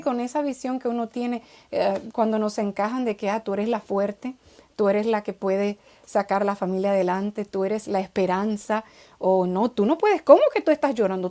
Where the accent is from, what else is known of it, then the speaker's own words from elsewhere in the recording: Dominican Republic; nací me crié en República Dominicana